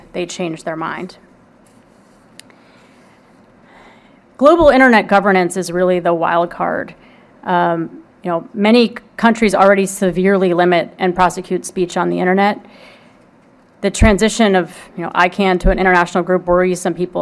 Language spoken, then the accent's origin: English; Houston, Texas, United States; I'm from Houston